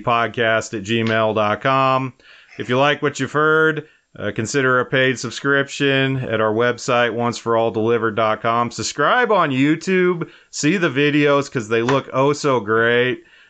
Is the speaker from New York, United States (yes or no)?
no; Wyoming, United States; my home state of Wyoming